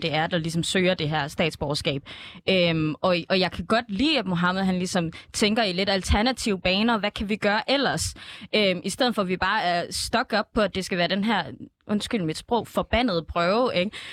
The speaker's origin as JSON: {"language": "Danish", "town": "Esbjerg", "region": "Southern Denmark", "country": "Denmark", "said": "nu kommer jeg jo også fra Esbjerg"}